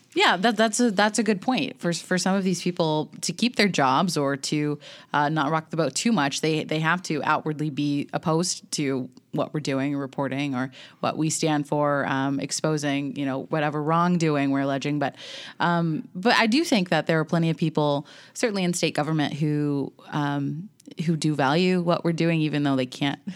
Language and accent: English; Elon, North Carolina, United States; moved away as an adult; now in Nashville, United States; I grew up in North Carolina